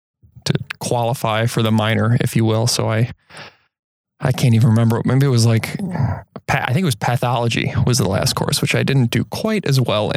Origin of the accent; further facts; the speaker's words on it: Elmhurst, Illinois, United States; also born or lived in Iowa City, Iowa; now in Door County, United States; I grew up outside of Chicago in Elmhurst, Illinois.